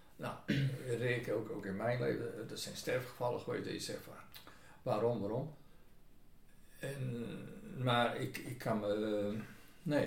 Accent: Groningen, Netherlands; now in Buitenpost, Netherlands; Ik ben geen Fries. Geboren in het Groningenland

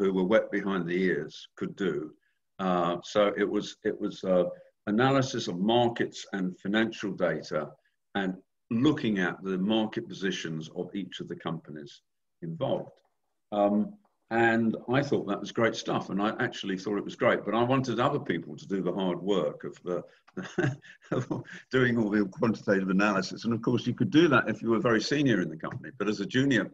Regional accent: United Kingdom; moved away as an adult; also born or lived in Philadelphia, United States; I was living in the UK. I'm British originally, and I'm still British actually.

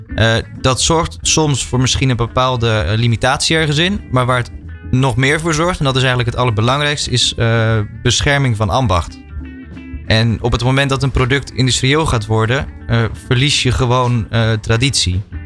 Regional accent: Netherlands; wij eh, als Nederlanders

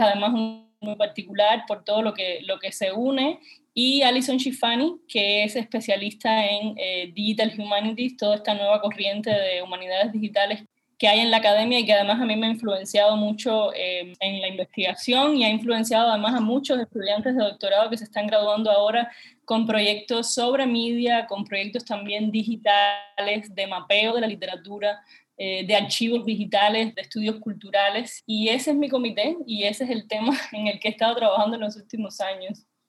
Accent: Havana, Cuba; accent: Cuban; yo vengo de de un barrio que se llama el barrio del Cerro

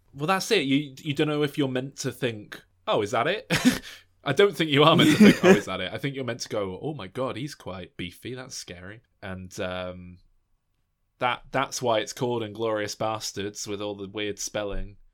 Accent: United Kingdom; as a British person

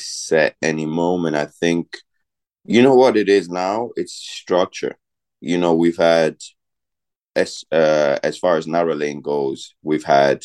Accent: Zimbabwe; now in Ireland; So I was born in Zimbabwe. I was raised on Kwaito

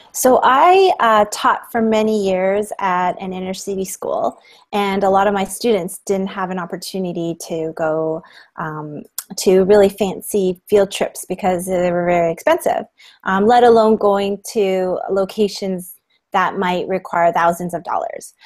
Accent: Toronto, Ontario, Canada; I'm from Toronto, Canada, and I'm um, a teacher at the Toronto District School Board

